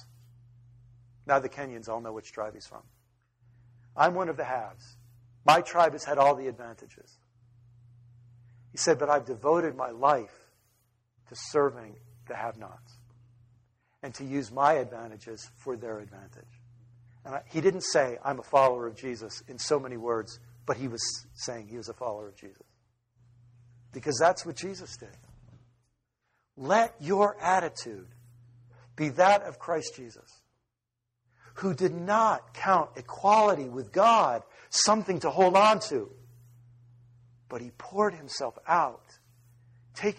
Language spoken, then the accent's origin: English; United States; an American who lives in the suburbs